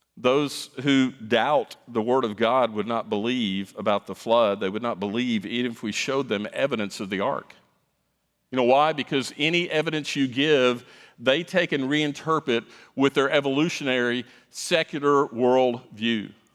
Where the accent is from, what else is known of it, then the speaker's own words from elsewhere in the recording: South Florida, United States; moved away; I grew up in South Florida